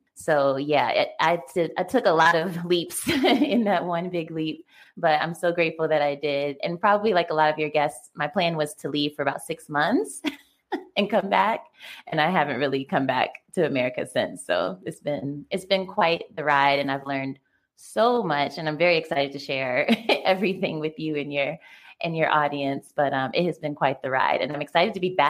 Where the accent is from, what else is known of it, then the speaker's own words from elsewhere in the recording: Richmond, Virginia, United States; Yeah. I'm from Richmond, Virginia.